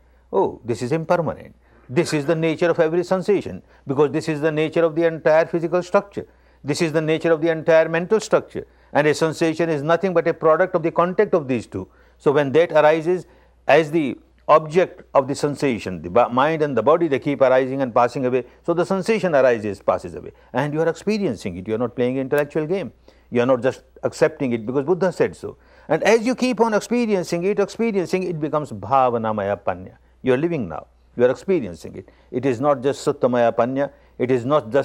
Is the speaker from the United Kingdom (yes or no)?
no; Myanmar; I was born in Burma, the land of Dhamma